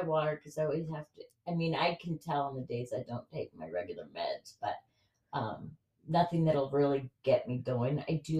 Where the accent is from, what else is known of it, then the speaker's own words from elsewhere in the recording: Sandy, Utah, United States; grew up in Utah, Sandy, and then I was always in the White City. It was like a suburb of Sandy.